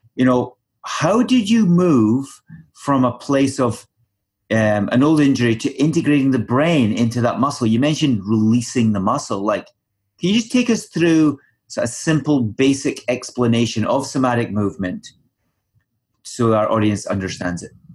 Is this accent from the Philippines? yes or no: no; Scotland, United Kingdom; moved away; back home for me, back in Scotland